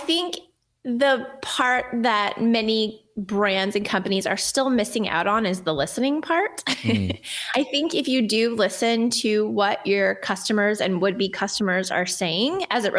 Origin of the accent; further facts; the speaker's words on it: Texas, United States; now in New Jersey, United States; Well, I'm from Texas. My accent's mostly gone except for the y'all.